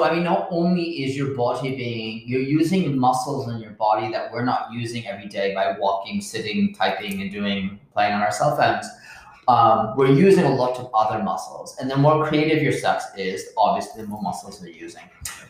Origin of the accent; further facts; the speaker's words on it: United Kingdom; I know, but I'm a Brit.